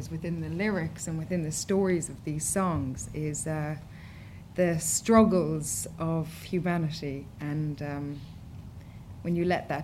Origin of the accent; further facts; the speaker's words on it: Killarney, Munster, Ireland; my hometown in Killarney